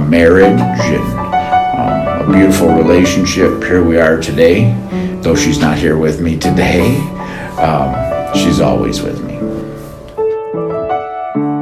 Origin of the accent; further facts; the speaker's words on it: Lansing, Michigan, United States; my wife is from Lansing, I'm from Lansing